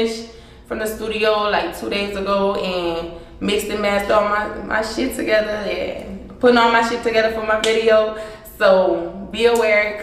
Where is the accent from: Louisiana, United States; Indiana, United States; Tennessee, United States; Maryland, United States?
Louisiana, United States; Breaux Bridge; I'm from Burbridge, and it's still a small area. If you know Crawfish, you know Burbridge